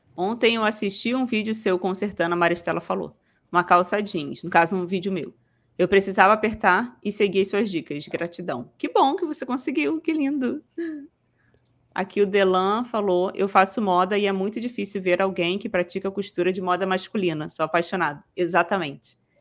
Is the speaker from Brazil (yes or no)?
yes; Rio de Janeiro, Brazil; accent: carioca; sou do Rio, nem, nem falei, né? Sou ah, carioca